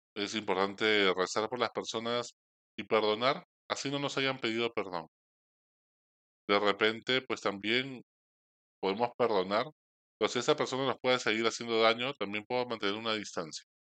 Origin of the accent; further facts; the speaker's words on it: Peru; Somos peruanos